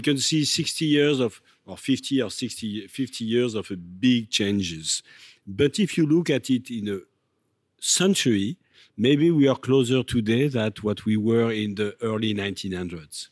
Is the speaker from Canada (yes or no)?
no; Reims, Grand Est, France; I, grew up in Champagne, in Reims, as we say